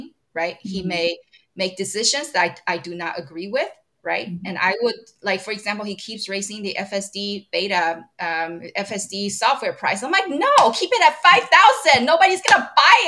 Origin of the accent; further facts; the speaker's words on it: Taiwan; now in United States; I'm from Taiwan originally. I still have citizenship there